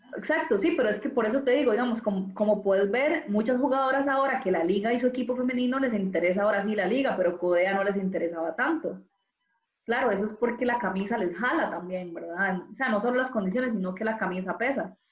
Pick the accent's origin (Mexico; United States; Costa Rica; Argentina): Costa Rica; also born or lived in Madrid; yo soy tica